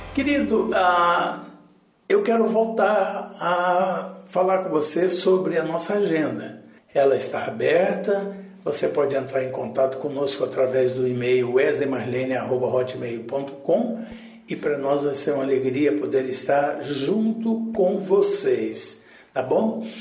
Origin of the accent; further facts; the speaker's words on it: Goiás, Brazil; nós somos lá de Goiás. Goiás é rodeada de fazenda